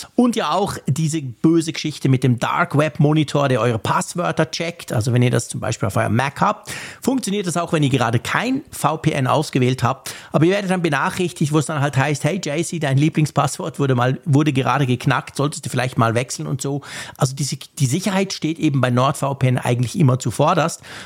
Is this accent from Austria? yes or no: no; Switzerland; ich bin Schweizer